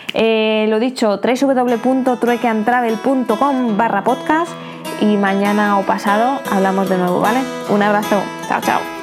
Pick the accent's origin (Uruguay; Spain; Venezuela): Spain; also born or lived in United Kingdom; now in Thailand; siendo española, pues será mucho más sencillo entrar a mi país, aunque sea a España